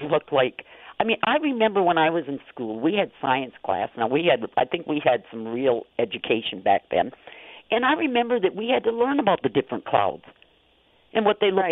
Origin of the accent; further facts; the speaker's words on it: Niagara, Wisconsin, United States; I grew up um in Niagara, Wisconsin, and we had a cottage out on the lake, so we spent every summer out on the lake